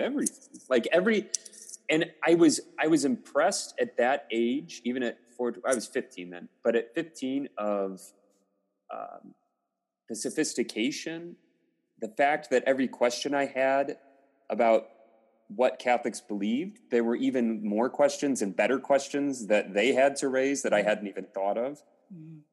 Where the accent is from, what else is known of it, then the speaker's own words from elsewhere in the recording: South Bend, Indiana, United States; I'm from South Bend and I went to our grade school at Holy Cross Parish, so K through eight